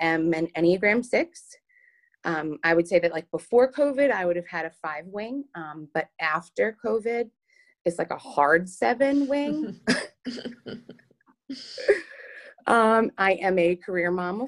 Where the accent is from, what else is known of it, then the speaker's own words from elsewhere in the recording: Long Island, New York, United States; I'm from Long Island, New York. I was born and raised there